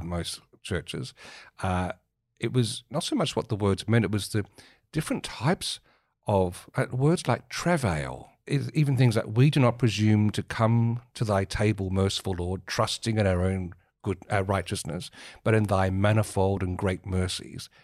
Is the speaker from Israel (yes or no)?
no; Marion, South Australia, Australia; growing up in Mar-, the suburbs of Marion in the seventies